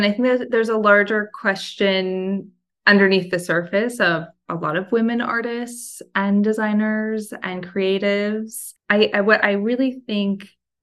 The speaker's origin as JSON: {"language": "English", "region": "Oregon", "country": "United States", "also_born_or_lived": "Portland, Oregon / New York", "moved": "as an adult", "lives_now": "Los Angeles, United States", "said": "I'm originally from Oregon. I went to school in Portland, which is a place that I still think of as home often"}